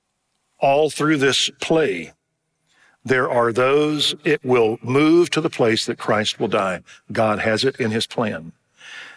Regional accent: United States; we're American

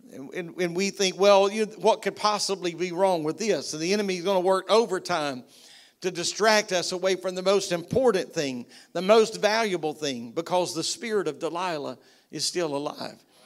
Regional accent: United States; I'm American

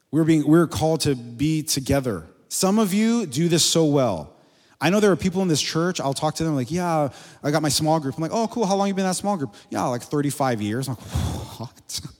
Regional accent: Miami, Florida, United States; moved away as an adult; we're from there originally. I grew up in Miami

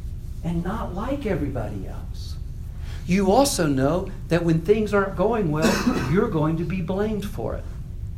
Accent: United States; moved away as an adult; also born or lived in Austria / Poland; the longer we lived outside the United States, the less like Americans we became

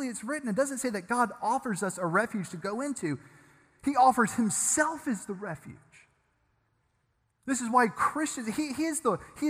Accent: Germantown, Tennessee, United States; I grew up in Germantown

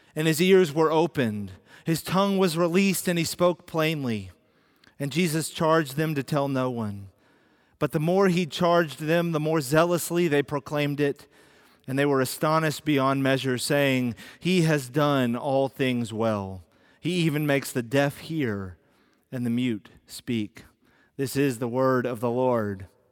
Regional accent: United States

